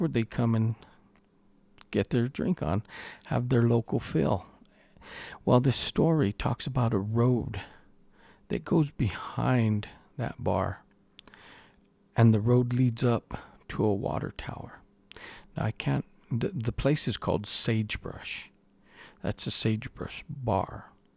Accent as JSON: {"language": "English", "region": "New Mexico", "country": "United States", "said": "here in my home state"}